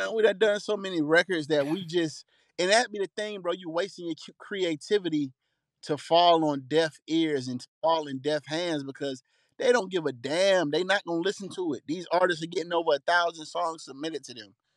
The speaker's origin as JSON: {"language": "English", "town": "College Park", "region": "Georgia", "country": "United States", "tie": "born or raised there", "said": "Panamanian blood, but I'm from Atlanta, Georgia."}